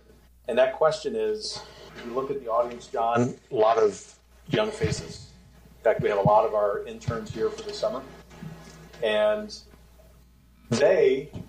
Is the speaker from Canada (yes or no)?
no; the South, United States; You're a New Yorker. I'm a Southerner.